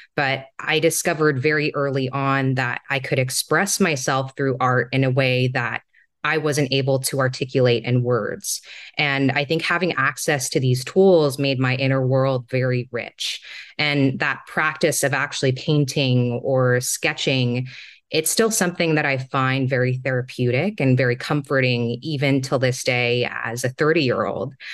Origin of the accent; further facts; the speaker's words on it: Singapore; moved away; also born or lived in Hong Kong; So, I was born and raised in Singapore, and I spent a few of my formative years in Hong Kong as well.